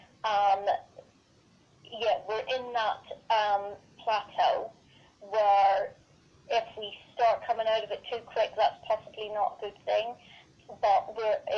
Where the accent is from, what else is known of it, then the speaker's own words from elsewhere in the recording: Northern Ireland, United Kingdom; I'm from Northern Ireland